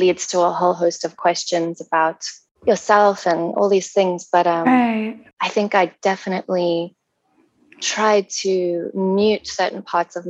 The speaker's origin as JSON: {"language": "English", "country": "South Africa", "moved": "yes", "lives_now": "Vancouver, Canada", "said": "I live in Vancouver. I'm South African."}